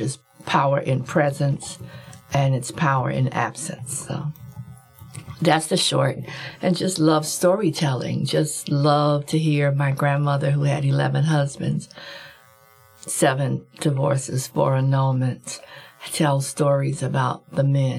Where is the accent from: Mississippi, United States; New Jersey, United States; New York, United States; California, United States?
California, United States; Compton; I'm from Compton, and I'm the second of seven children. My father was a gambler, and my mother was a mother. And so I grew up listening to adult language